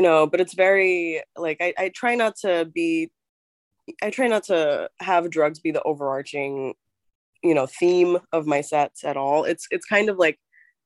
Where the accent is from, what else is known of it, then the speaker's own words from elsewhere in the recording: New York, United States; I grew up in New York